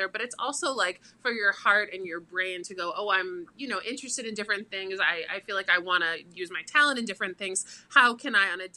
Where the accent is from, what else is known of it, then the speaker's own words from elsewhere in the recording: Boca Raton, Florida, United States; I grew up in Boca Raton, so South Florida.